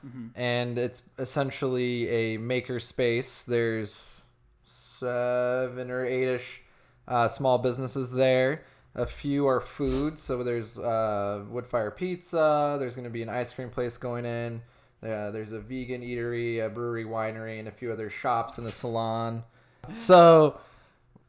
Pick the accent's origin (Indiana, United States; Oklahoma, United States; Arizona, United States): Arizona, United States; Gilbert; also born or lived in Los Angeles; I'm from here originally